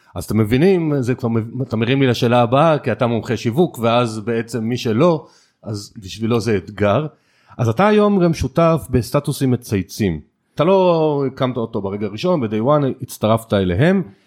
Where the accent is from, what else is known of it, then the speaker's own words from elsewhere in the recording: Israel; המנטליות שלנו כישראלים